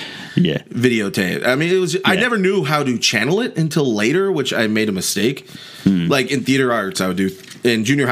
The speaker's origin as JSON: {"language": "English", "town": "Houston", "region": "Texas", "country": "United States", "tie": "born or raised there", "also_born_or_lived": "Alexandria", "moved": "yes", "said": "I grew up in Houston"}